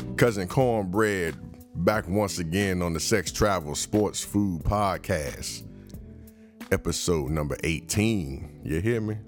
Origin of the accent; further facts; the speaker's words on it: United States; I'm just a regular American. I'm black